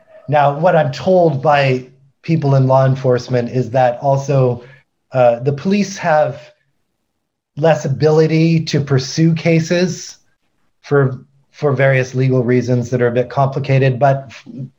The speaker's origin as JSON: {"language": "English", "town": "Vancouver", "region": "British Columbia", "country": "Canada", "moved": "yes", "said": "I'm from Vancouver"}